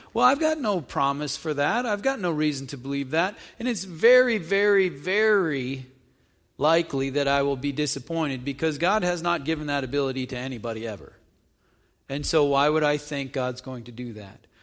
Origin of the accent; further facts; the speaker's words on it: North Dakota, United States; moved away as an adult; also born or lived in Illinois; I grew up in North Dakota, and went to college in Illinois.